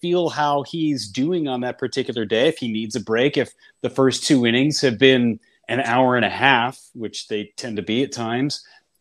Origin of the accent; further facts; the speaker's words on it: Northern California, United States; I grew up in Northern California